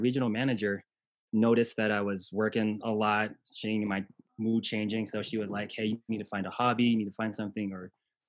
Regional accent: Okinawa, Japan; born there; I was born in Okinawa, Japan.

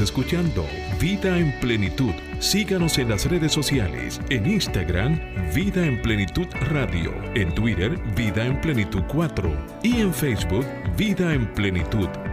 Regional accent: Dominican Republic; nosotros como nación, como República Dominicana

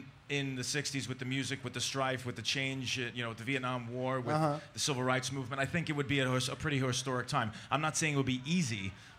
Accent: New York, United States; For a white kid growing up in New York

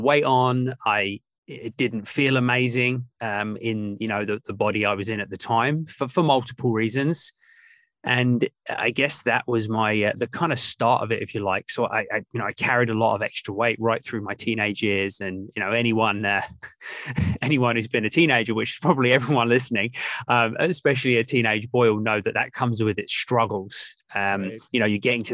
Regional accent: England, United Kingdom; I grew up in England, my mum, my dad, my older brother

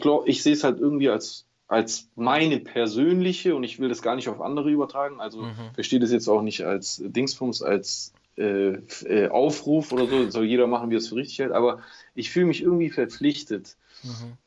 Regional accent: Germany; ich bin ja auch Deutscher

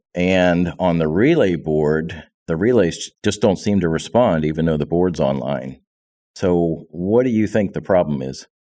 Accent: Pennsylvania, United States; both being from Pennsylvania

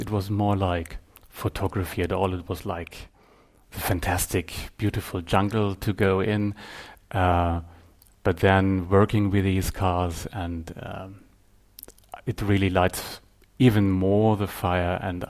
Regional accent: Göttingen, Lower Saxony, Germany; also born or lived in Bavaria / Stuttgart; Actually, I was born in Bavaria, then went to a city in the middle of Germany, Göttingen, and then for my apprenticeship in a studio, I went down to Stuttgart and stayed there.

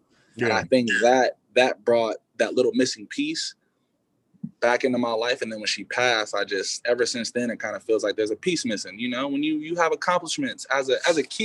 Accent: California, United States; also born or lived in Dickinson, North Dakota; I'm from California

